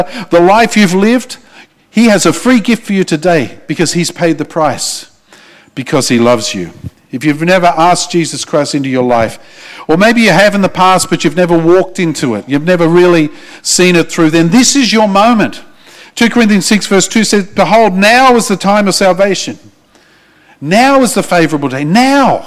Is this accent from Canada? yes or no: no; Australia; I'm an Australian